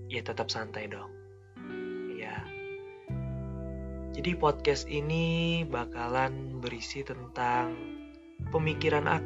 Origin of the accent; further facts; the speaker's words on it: East Kalimantan, Indonesia; now in Malang, Indonesia; Kenalin, aku …, yang asalnya dari Kalimantan Timur, Kabupaten Pasir. Sekarang lagi tinggal di Malang, lagi kuliah di Malang.